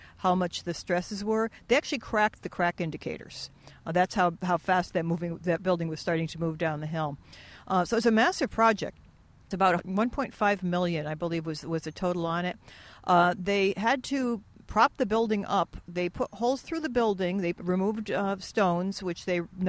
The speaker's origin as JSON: {"language": "English", "town": "Stafford Springs", "region": "Connecticut", "country": "United States", "tie": "born or raised there", "said": "I grew up in Stafford Springs"}